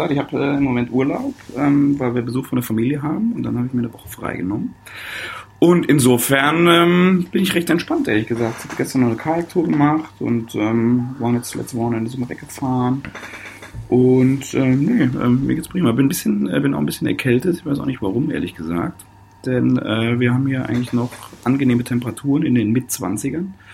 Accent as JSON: {"language": "German", "town": "Koblenz", "region": "Rhineland-Palatinate", "country": "Germany", "also_born_or_lived": "Stuttgart", "said": "Also ich komme ursprünglich aus Koblenz, äh, am, äh, vom wunderschönen deutschen Eck von Rhein und Mosel."}